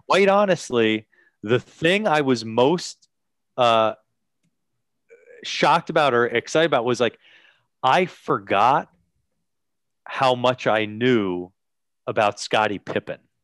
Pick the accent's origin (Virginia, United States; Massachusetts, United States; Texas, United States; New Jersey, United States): New Jersey, United States; Bayonne; the boxer from my hometown, uh, Chuck Wepner